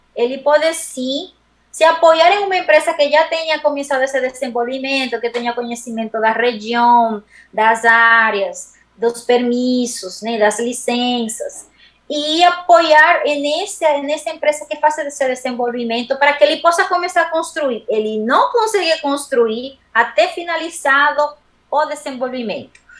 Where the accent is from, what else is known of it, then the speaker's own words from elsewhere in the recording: Dominican Republic; Portuguese is a second language; moved away as an adult; also born or lived in Madrid, Spain; now in Brazil; me formei na República Dominicana, que é a minha terra, uma ilha do Caribe, onde eu nasci